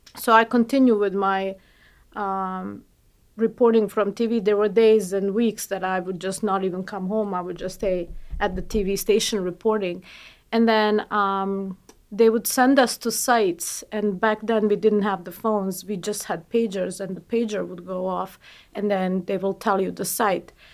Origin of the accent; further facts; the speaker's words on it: Bosnia & Herzegovina; moved away; I'm from Bosnia